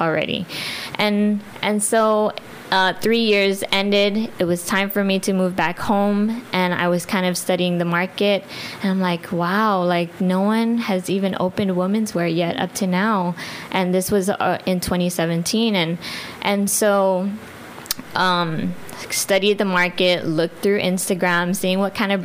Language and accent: English; Guam; I'm not Chamorro. I'm Filipino, but I'm born and raised here in Guam